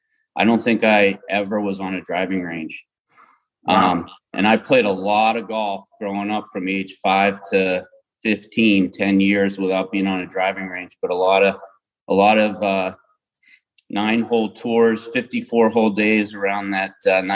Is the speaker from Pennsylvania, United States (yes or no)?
yes; Johnstown, Pennsylvania, United States; now in New Hampshire, United States; I grew up in Johnstown, Pennsylvania, which is in Western PA, an hour and a half east of Pittsburgh.